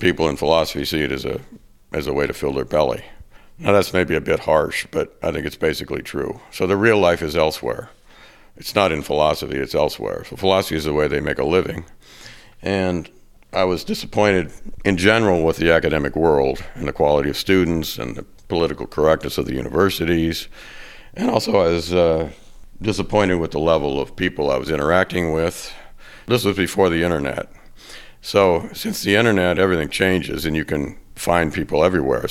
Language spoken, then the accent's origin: English; California, United States; now in Arizona, United States; I'm from the West. I'm from California